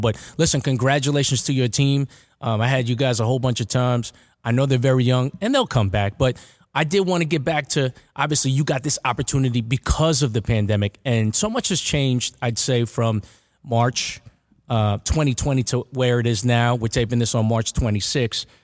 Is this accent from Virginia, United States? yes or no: no; Uniondale, New York, United States; so I'm from Uniondale